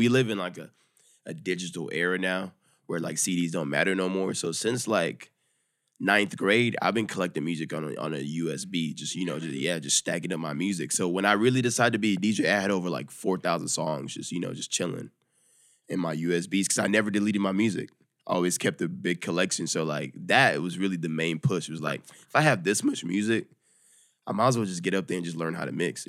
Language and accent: English; Dallas, Texas, United States; I'm from Dallas.